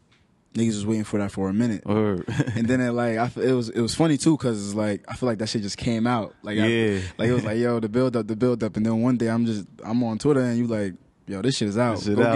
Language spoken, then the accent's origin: English; Newark, New Jersey, United States; Word, nah, I feel you. Because, I mean, I'm from Newark myself.